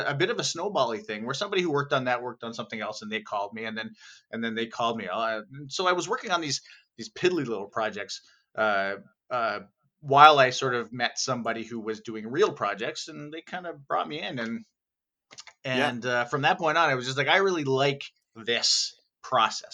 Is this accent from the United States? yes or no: no; Thunder Bay, Ontario, Canada; moved away as an adult; also born or lived in Toronto, Canada; now in Vancouver, Canada; When I was 18, I moved from Thunder Bay, Ontario, to Toronto, Ontario, to go to school for music